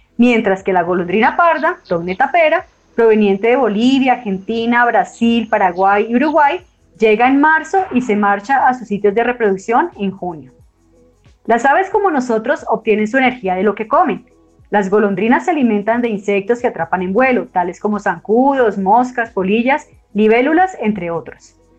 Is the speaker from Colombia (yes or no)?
yes; Colombia; como colombianos